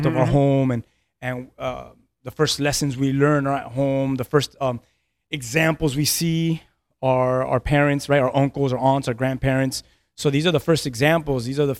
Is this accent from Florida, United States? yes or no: yes; Key West, Florida, United States; And I was born in Key West, and I think my dad started living in Key West when he was 12 years old from Cuba. My mom was born in Key West, and so my whole family, my cousins, everyone.